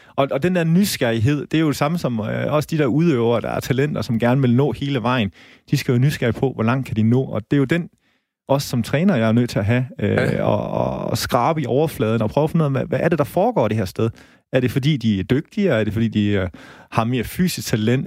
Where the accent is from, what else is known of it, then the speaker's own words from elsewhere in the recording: Holstebro, Central Denmark Region, Denmark; now in Aarhus, Denmark; jeg kommer selv fra Holstebro